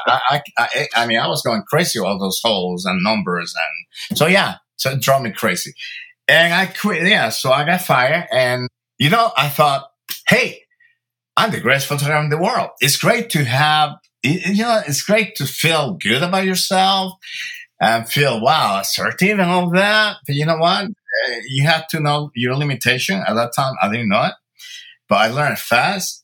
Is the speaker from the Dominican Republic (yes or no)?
yes; Santo Domingo, Dominican Republic; now in Los Angeles, United States; I was born in Santo Domingo, Dominican Republic, uh, of Cuban and Italian